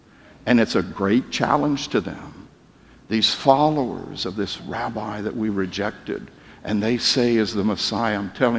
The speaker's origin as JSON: {"language": "English", "country": "United States", "said": "I'm an American"}